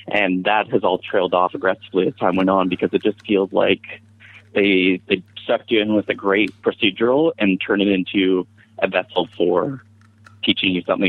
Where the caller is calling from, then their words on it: Vancouver, British Columbia, Canada; I'm here in Vancouver, BC.